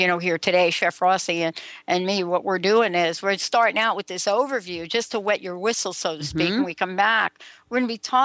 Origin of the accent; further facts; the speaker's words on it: New York City, New York, United States; I grew up in New York too